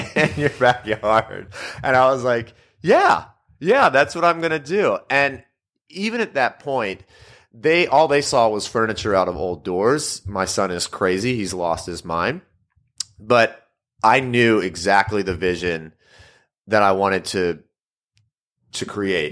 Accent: Louisiana, United States; also born or lived in Mississippi; moved back to my home state of Louisiana

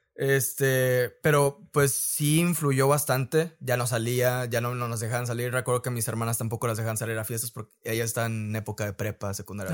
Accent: Reynosa, Tamaulipas, Mexico; also born or lived in Guanajuato; soy de de Reynosa, tal cual. He vivido casi toda mi vida aquí, a excepción de, un año que estuve viviendo en Guanajuato

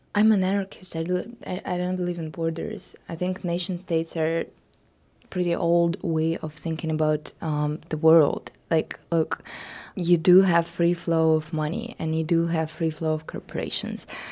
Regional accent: Russia; my hometown, a little small provincial uh, town in Russia

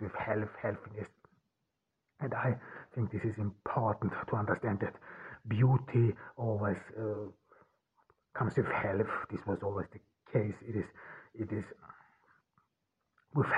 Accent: Ordu, Turkey; I am here in Turkey, in Ordu, my hometown

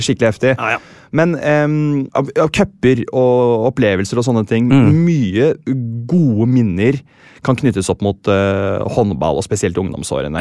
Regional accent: Sandefjord, Vestfold, Norway; Jeg er jo fra Sandefjord selv

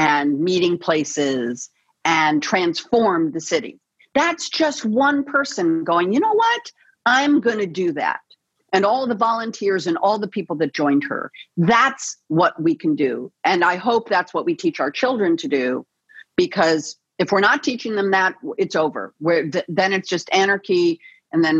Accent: Los Angeles, California, United States; It's my hometown, born and raised here in the City of Angels

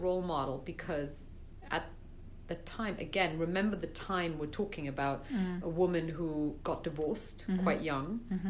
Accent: Brussels, Belgium; So I was living in Brussels. Okay. I grew up in Belgium.

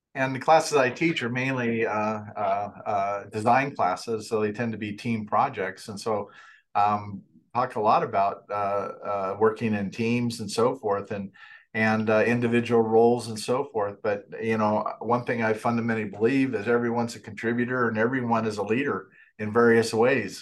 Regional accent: Fort Collins, Colorado, United States; I grew up in Fort Collins, so Fort Collins is my hometown

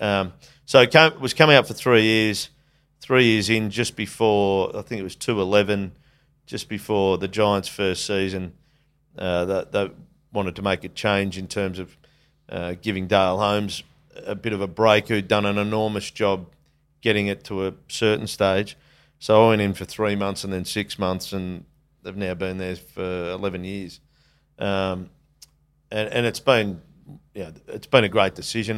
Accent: Geelong, Victoria, Australia; it was great childhood growing up in Geelong

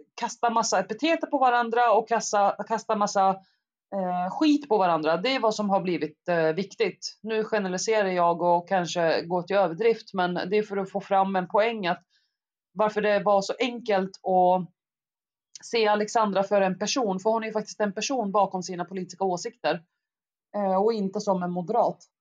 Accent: Eskilstuna, Södermanland, Sweden; also born or lived in Baghdad, Iraq; kom till Sverige när jag var ungefär sex år gammal, vilket gjorde att jag, jag gick ju i skolan i svensk skola under hela mitt liv

